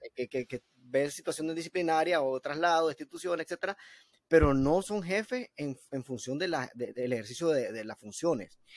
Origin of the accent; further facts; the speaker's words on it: Nicaragua; nosotros como nicaragüenses